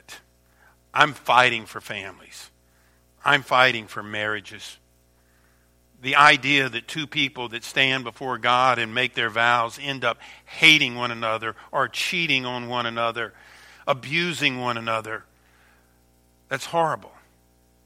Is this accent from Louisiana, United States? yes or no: yes; Louisiana, United States; moved away as an adult; now in Michigan, United States; I was born and raised down in Louisiana, and Sharon and I came to Michigan, to Myo, about 25 years ago